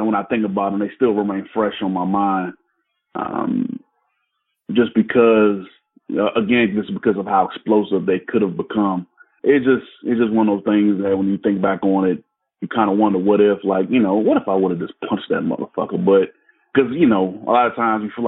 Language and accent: English; Landover, Maryland, United States; also born or lived in Washington, D.C.; I grew up in a suburb of Washington, D.C. called Landover, in Maryland